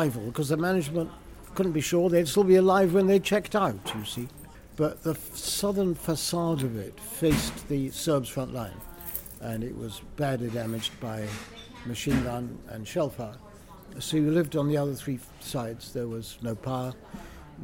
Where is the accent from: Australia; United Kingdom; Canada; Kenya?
United Kingdom; Beccles, East of England; I come from Beccles in East Suffolk